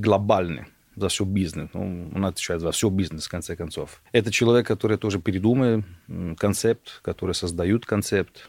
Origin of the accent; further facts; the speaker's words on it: Italy; Russian is a second language; moved away as an adult; also born or lived in Germany / London, United Kingdom; now in Moscow, Russia; Я родился в Германии, город Танаузен и дальше потом Италия